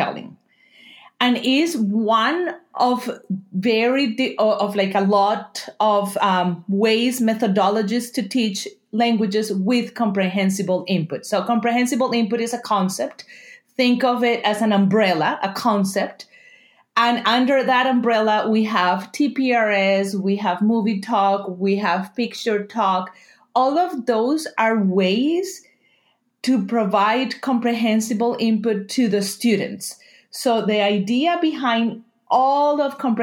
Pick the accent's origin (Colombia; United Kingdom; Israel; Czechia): Colombia; moved away as an adult; now in Vancouver, Canada; I am originally from Colombia, and I moved to Canada 11 years ago. I live in the Vancouver area